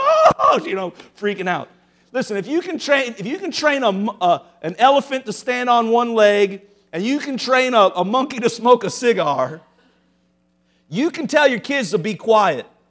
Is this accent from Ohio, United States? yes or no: yes; Cincinnati, Ohio, United States; moved away; I grew up in Cincinnati.